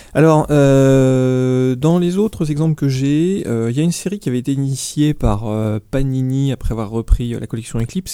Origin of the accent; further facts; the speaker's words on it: France; chez nous, chez nous en France